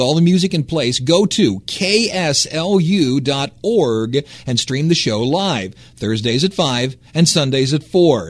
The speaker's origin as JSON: {"language": "English", "region": "the North", "country": "United States", "moved": "yes", "said": "I'm from the North."}